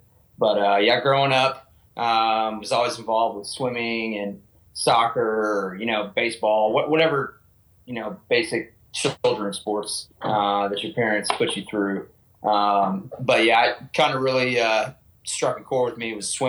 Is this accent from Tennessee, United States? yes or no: yes; Nashville, Tennessee, United States; now in Virginia Beach, United States; Yeah, man, 25, and I am currently living in Virginia Beach. And I'm from Tennessee, Nashville, Tennessee, originally.